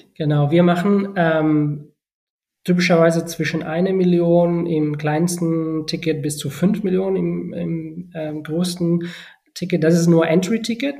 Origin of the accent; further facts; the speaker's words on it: Barcelona, Catalonia, Spain; German is a second language; moved away as an adult; also born or lived in Bonn, Germany / China; von äh, Barcelona, meiner Heimatstadt, nach Deutschland zu ziehen